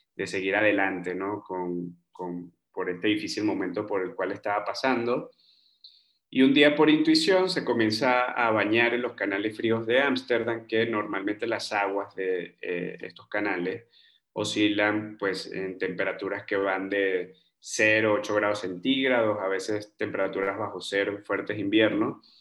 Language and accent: Spanish; Margarita Island, Nueva Esparta, Venezuela; moved away as an adult; also born or lived in Bogotá, Colombia / Germany / Peru; now in Mexico City, Mexico; yo crecí en una isla en Venezuela, en la isla de Margarita